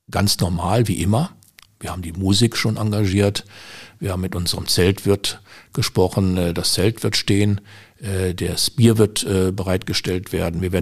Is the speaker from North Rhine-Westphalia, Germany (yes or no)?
yes; Düsseldorf, North Rhine-Westphalia, Germany; now in Willich, Germany; Ich bin äh, 82 nach Willig gezogen. Ich komme aus Düsseldorf, bin dort geboren.